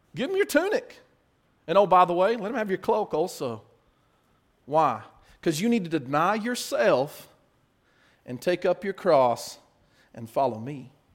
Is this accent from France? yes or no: no; United States